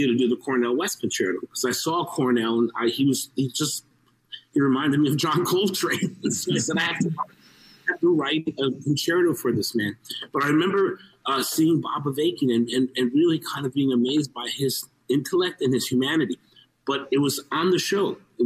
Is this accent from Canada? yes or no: no; Mexico; I'm a Mexican. I was born in Mexico of Mexican and Cuban heritage